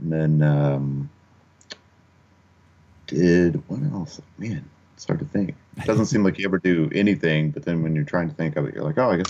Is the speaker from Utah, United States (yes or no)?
no; Kentucky, United States; also born or lived in Upper Peninsula, Michigan / Okinawa, Japan; now in Portland, United States; That's where I was born in Kentucky, and then sort of bounced around early on. My dad was Air Force, so it's like born in Kentucky, lived in Upper Peninsula, Michigan for a while, lived in Okinawa, Japan for a while, and then ended up back in Kentucky until I moved out to Portland, really.